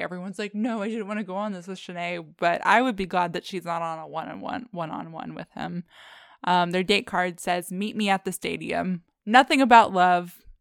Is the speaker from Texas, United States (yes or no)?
yes; Texas, United States; We grew up in Texas